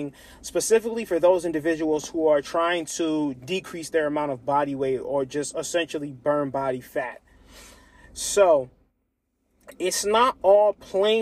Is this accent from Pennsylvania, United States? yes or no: yes; Lancaster, Pennsylvania, United States; my hometown, Lancaster, Pennsylvania.